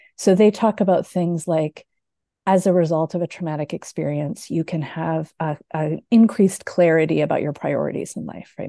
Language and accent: English; Canada; now in Michigan, United States; I am Canadian. I now live in the U S